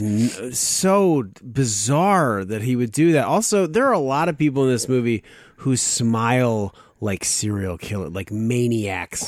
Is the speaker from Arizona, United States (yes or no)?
yes; Arizona, United States; I grew up in Arizona mostly